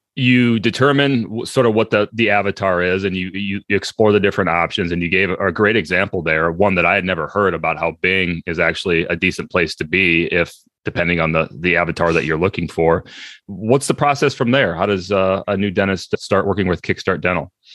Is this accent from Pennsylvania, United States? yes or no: no; Iowa, United States; moved away; I grew up as a kid in a very, uh, rural part of Iowa